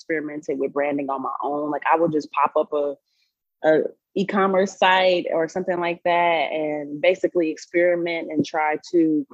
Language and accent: English; Chicago, Illinois, United States; moved away as an adult; now in Colorado, United States; I'm originally from Chicago